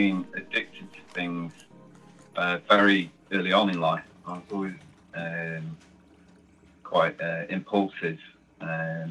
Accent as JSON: {"language": "English", "town": "Nottingham", "region": "East Midlands", "country": "United Kingdom", "moved": "yes", "lives_now": "North Yorkshire, United Kingdom", "said": "From Nottingham, England, originally. I live in North Yorkshire now"}